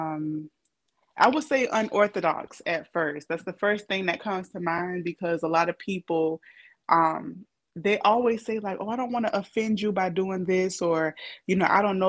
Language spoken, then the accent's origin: English; Savannah, Georgia, United States; also born or lived in Atlanta / Richmond Hill / Riceboro / Hinesville; I'm from Savannah, however, but even within Savannah, I've lived in different like counties like Richmond Hill, Riceboro, Hinesville, everything.